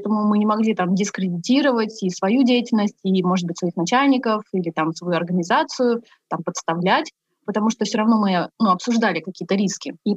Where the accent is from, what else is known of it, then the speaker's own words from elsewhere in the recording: Buryatia, Russia; Я из Республики Бурятия.